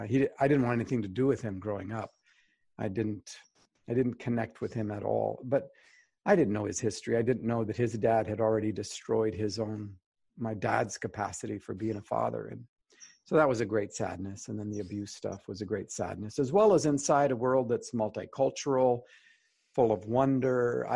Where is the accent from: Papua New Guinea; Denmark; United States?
Papua New Guinea; Highlands; also born or lived in Alberta, Canada; I'm Canadian born, up in Northern Alberta. And then when I was 10 months old, my mom and dad and I moved across the world. My parents were pioneer missionaries in the highlands of New Guinea in a tribal Stone Age culture.